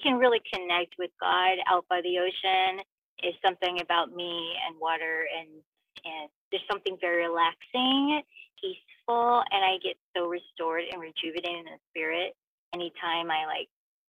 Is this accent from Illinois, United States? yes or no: yes; Southern Illinois, United States; also born or lived in Los Angeles area, California; now in Los Angeles, United States; Growing up in Southern Illinois